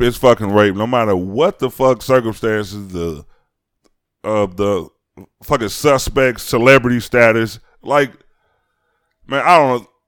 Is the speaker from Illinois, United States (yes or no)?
yes; Chicago, Illinois, United States; I'm from Chicago.